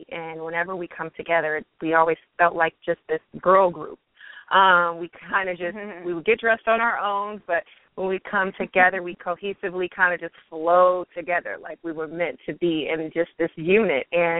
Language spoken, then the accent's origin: English; Pasadena, California, United States; I'm originally from Pasadena, California